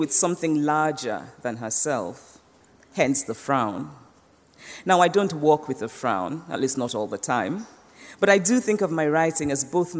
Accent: Nsukka, Enugu State, Nigeria; moved away as an adult; also born or lived in Anambra State, Nigeria / United States; When I was growing up in Nsukka, the university town in southeastern Nigeria

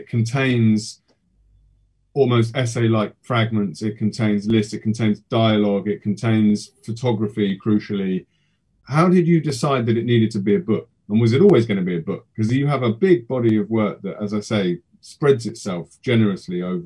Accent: England, United Kingdom; as an English person

